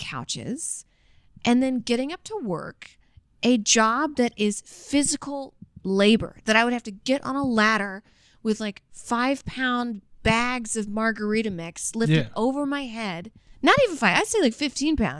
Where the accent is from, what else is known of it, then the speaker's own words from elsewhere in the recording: the South, United States; growing up in the South, like in the 90s